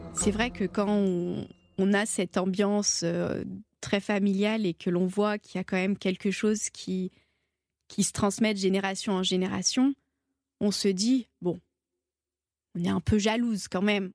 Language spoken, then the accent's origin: French; Saint-Étienne, Auvergne-Rhône-Alpes, France; Donc je suis stéphanoise, je viens de Saint-Étienne